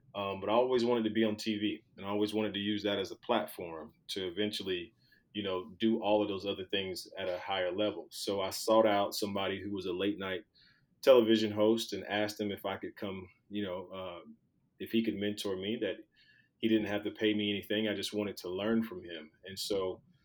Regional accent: Skipperville, Alabama, United States; moved away; growing up in Alabama, in Skipperville, Alabama, with a population of about 600 people

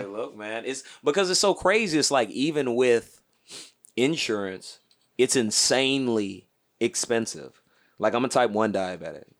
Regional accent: Houston, Texas, United States; also born or lived in Louisiana / Atlanta; now in Los Angeles, United States; I'm from Houston

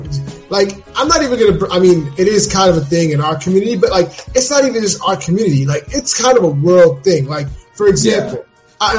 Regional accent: Tijuana, Baja California, Mexico; I'm from Tijuana. I'm from Tijuana. I'm really from the streets. You know what I'm saying? Like, I'm the real Mexican.

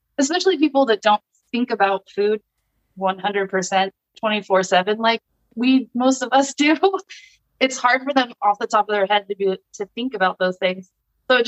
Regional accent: Orange County, California, United States; now in Temecula, United States; I started in my hometown. I'm from Orange County.

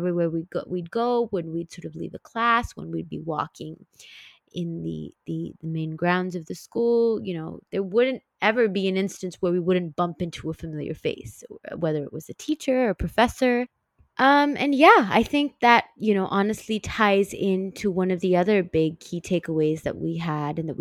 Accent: Singapore; moved away as an adult; also born or lived in San Francisco Bay Area, United States; back at my hometown in Singapore

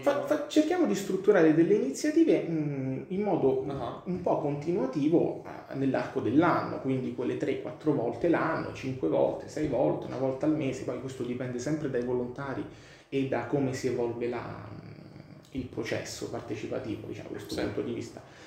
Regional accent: Rome, Lazio, Italy; io vengo dalla Maiana

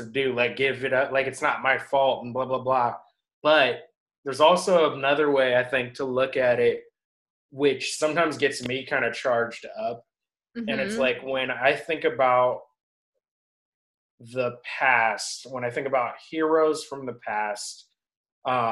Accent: United States; I'm born in the USA, I'm a US citizen

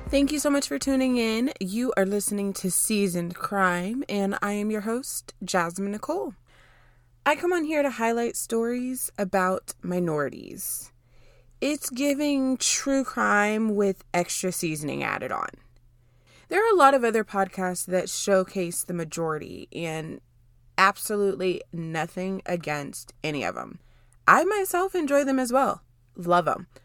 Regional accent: Dallas, Texas, United States; I'm from the Dallas area

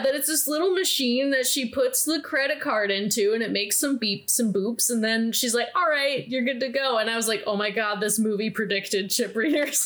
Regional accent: Midwest, United States; I grew up in the Midwest

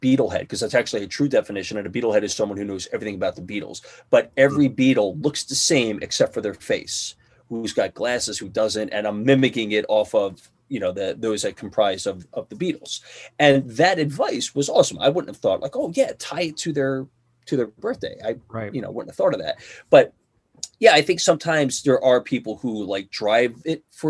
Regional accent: Philadelphia, Pennsylvania, United States; I'm from Philly. And what do I know about coming from Philly?

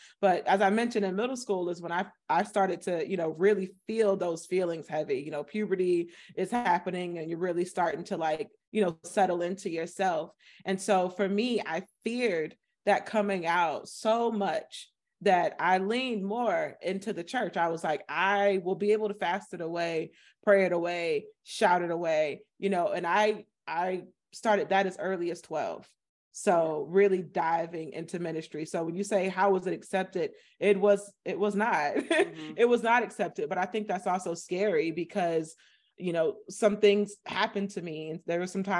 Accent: Florida, United States; I am from Florida. So I'm from a small town in Florida, you know, population 10,000, 16% Black.

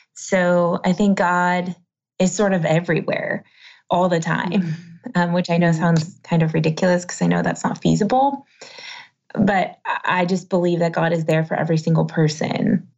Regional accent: United States; being American

